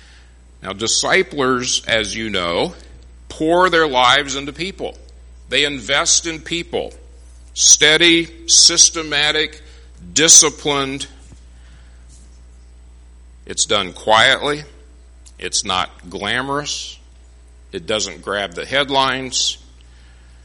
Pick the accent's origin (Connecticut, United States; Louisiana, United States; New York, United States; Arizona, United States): Arizona, United States; Phoenix; moved away; I grew up in Phoenix